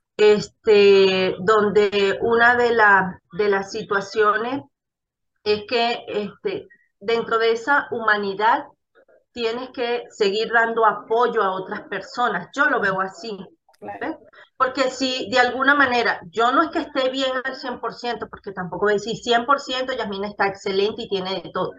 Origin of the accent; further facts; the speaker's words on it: Venezuela; moved away as an adult; now in Ecuador; nosotros como venezolanos en la Venezuela eh, anterior, la de antes